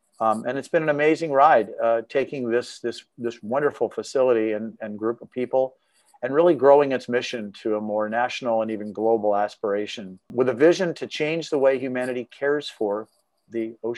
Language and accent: English; Northern California, United States; also born or lived in Sunnyvale, California; I'm a California boy, a NorCal boy. I was born in Sunnyvale and raised in the Valley. Went off to school at UC San Diego and UC Santa Cruz.